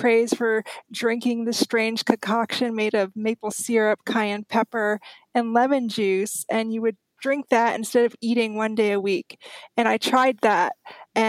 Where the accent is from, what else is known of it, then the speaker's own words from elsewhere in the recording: Austria; When I was growing up in Austria, my grandparents were great advocates of fasting